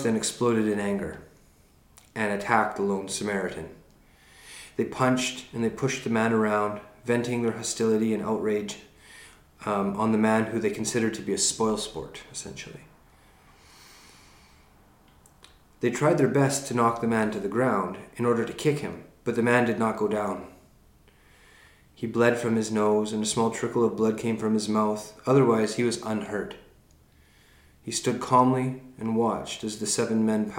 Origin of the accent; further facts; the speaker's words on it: Canada; being Canadian